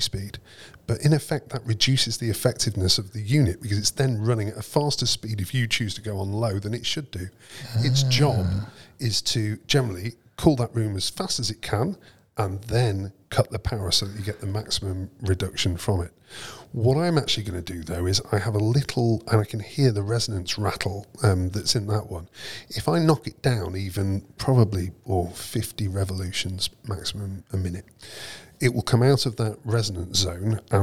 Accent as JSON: {"language": "English", "town": "Preston", "region": "North West England", "country": "United Kingdom", "tie": "born or raised there"}